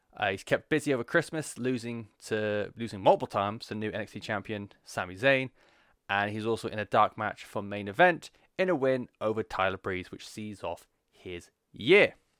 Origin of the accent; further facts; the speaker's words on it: England, United Kingdom; I'm English